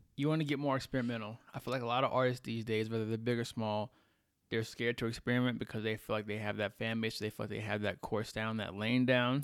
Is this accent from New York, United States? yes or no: no; Texas, United States; now in Colorado, United States; I'm from Texas